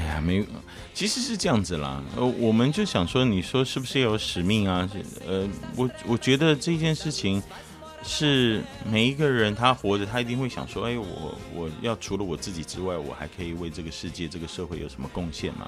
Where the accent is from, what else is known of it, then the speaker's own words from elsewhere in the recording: Taiwan; 我们台湾有的时候真的很热